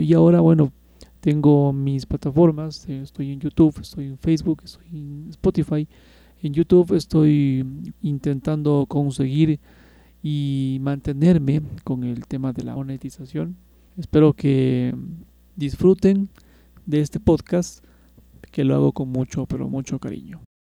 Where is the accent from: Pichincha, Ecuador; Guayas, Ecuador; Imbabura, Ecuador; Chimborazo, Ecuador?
Pichincha, Ecuador; Quito; Soy de acá de Quito